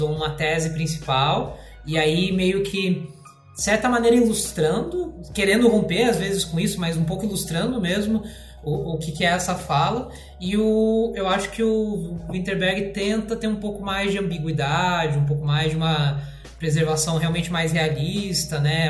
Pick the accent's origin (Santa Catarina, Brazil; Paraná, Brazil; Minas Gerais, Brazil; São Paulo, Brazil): Santa Catarina, Brazil; Joinville; now in Curitiba, Brazil; sou de Joinville, moro aqui em Curitiba